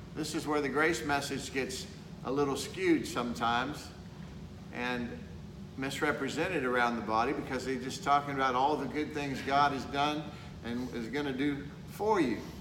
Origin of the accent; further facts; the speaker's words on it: Texas, United States; I'm from Texas